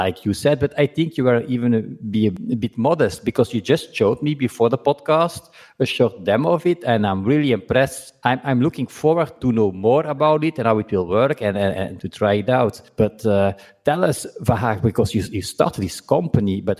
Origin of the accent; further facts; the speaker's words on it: Belgium; me being from Belgium